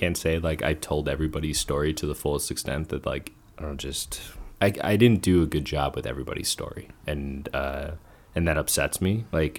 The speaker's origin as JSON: {"language": "English", "region": "New Jersey", "country": "United States", "tie": "born there", "said": "I was born in Jersey."}